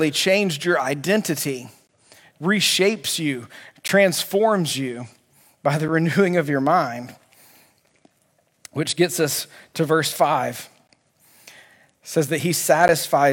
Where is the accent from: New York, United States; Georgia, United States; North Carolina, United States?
Georgia, United States; Albany; I grew up at Sherwood Baptist Church in Albany, Georgia